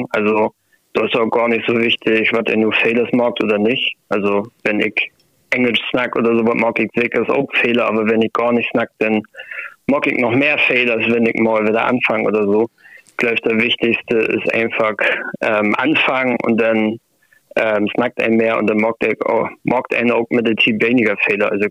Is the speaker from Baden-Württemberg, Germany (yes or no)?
no; Schleswig-Holstein, Germany; Also ich komme aus Schleswig-Holstein ähm, und von meinen Oma und meinen Ohroma habe ich noch viel Platte mitkriegen.